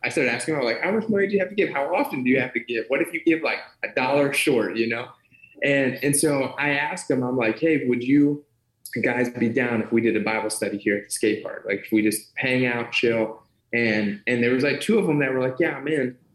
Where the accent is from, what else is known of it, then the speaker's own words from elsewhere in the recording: Ohio, United States; born and raised in Ohio